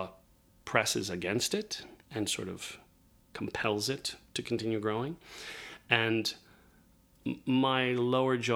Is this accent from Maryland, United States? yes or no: no; Indianapolis, Indiana, United States; moved away; I grew up in Indianapolis